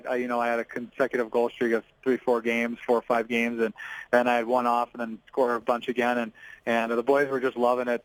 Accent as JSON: {"language": "English", "area": "Haliburton", "region": "Ontario", "country": "Canada", "tie": "born or raised there", "said": "I was raised in Halvard, so you know, we listened to country music growing up and drive pickup trucks"}